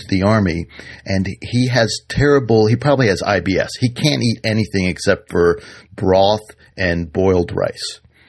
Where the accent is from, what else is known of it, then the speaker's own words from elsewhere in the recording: Washington, District of Columbia, United States; I grew up in Washington, D.C. in a small row house in Adams Morgan